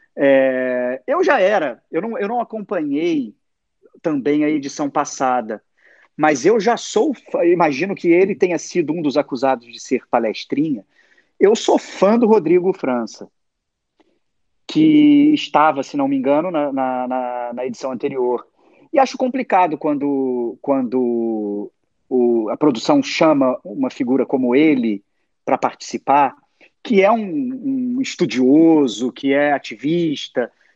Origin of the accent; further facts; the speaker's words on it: Rio de Janeiro, Brazil; cresci numa família assim, cresci, sou de Zona Sul do Rio de Janeiro